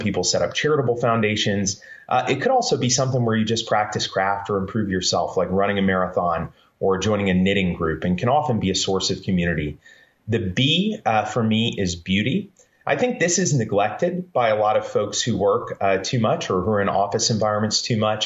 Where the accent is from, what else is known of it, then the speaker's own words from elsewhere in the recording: Columbus, Georgia, United States; also born or lived in Central Florida; I grew up in Columbus, Georgia. For the most part, I was born in Florida and Georgia